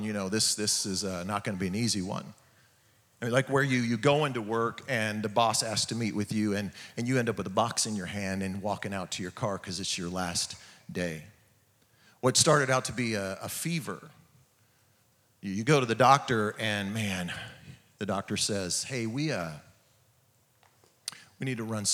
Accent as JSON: {"language": "English", "region": "California", "country": "United States", "moved": "yes", "lives_now": "Oklahoma, United States", "said": "I'm from California"}